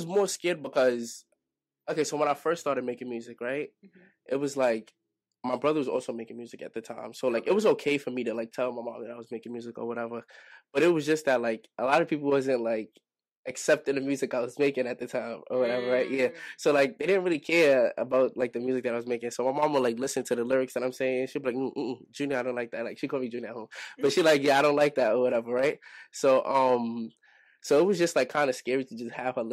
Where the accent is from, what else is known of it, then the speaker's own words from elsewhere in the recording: New York City, New York, United States; also born or lived in Brooklyn; I was born in Brooklyn, but I was raised in Harlem.